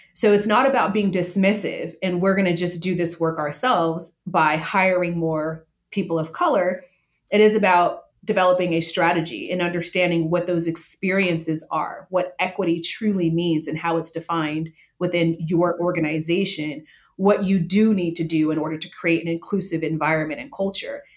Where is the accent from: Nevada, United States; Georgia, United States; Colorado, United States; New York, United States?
Nevada, United States; Las Vegas; I was born and raised in Las Vegas, grew up in in a food culture